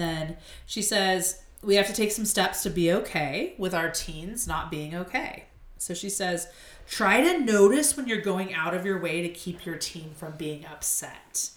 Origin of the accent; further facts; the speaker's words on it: Arizona, United States; I'm an Arizona native